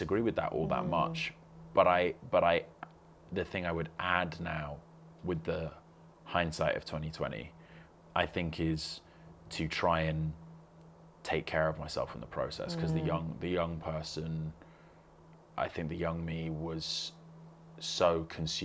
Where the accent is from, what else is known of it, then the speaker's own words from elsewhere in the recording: London, United Kingdom; I grew up in West London